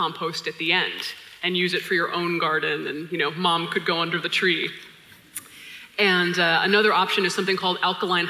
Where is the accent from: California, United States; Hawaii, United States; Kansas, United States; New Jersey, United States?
Hawaii, United States; My family's from Hawaii. I was born and raised in Hawaii